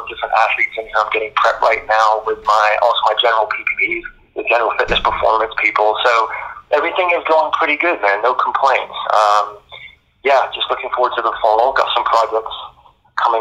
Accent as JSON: {"language": "English", "country": "Bahamas", "tie": "born or raised there", "moved": "yes", "said": "I was born in the Bahamas. So I was pretty much raised around the ocean"}